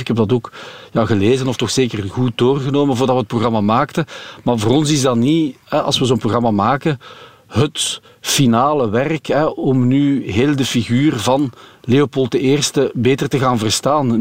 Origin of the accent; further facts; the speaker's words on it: Belgium; als, als Belg